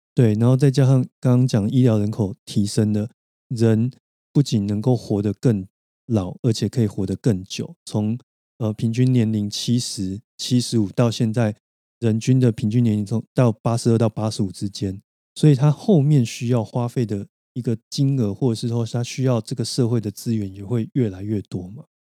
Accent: Taiwan; 而不是整块台湾国土的话，或许我们都可能比新加坡来的高

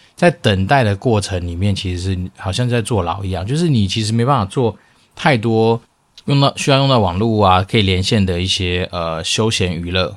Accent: Taoyuan, Taiwan; moved away as an adult; now in Xizhi, New Taipei, Taiwan; 以前我的老家在桃园，那我们家在离机场不远处

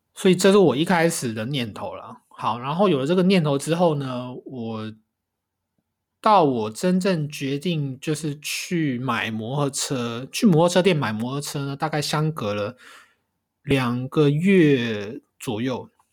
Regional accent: Taiwan; moved away as an adult; now in Kanagawa, Japan; 欢迎回到这个礼拜的神奈川台湾郎，

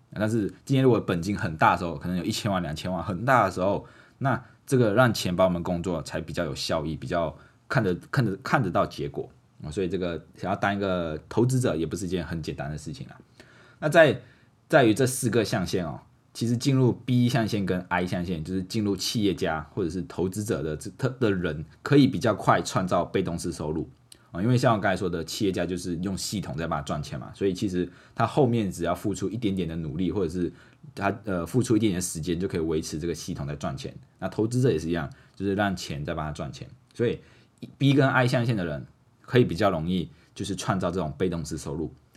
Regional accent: Malaysia; moved away as an adult; also born or lived in Pingtung, Taiwan; now in Taiwan; 我是马来西亚华人

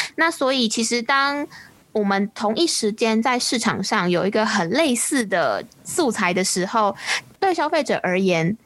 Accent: Taiwan; 我们是由台湾跟香港的行销人组成的行销 Podcast 节目

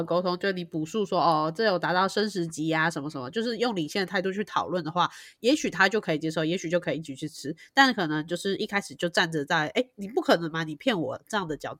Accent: Taiwan; 对对对，台湾人一吃是吃得出来，但是我们 OK。

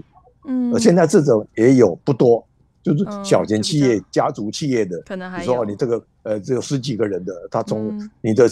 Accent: Taiwan; moved away as an adult; now in Japan; 但是我们台湾人都会把它当真，因为我们很诚恳。

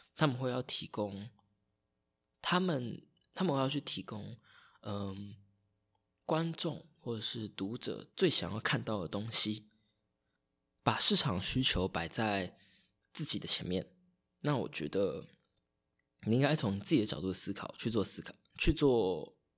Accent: Taitung County, Taiwan; also born or lived in Taipei; 我老家是在台东，然后家又是住在大马路旁边，就是如果你要到台东来，从屏东到台东必经之路

